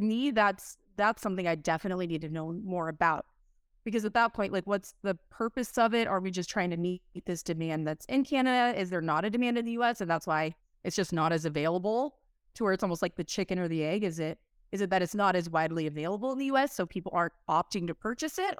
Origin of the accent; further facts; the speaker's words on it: Southern California, United States; I'm from SoCal